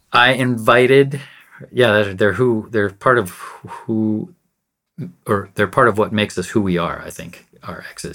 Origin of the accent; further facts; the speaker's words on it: United States; I've never really identified as American, but I know that I'm American